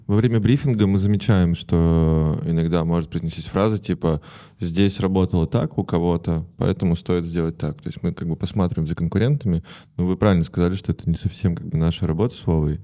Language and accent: Russian; Perm, Perm Krai, Russia; я из Перми